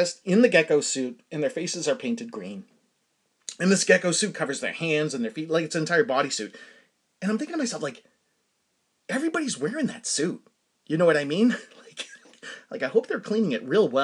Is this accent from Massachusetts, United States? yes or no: yes; Danvers, Massachusetts, United States; I grew up in Danvers, Massachusetts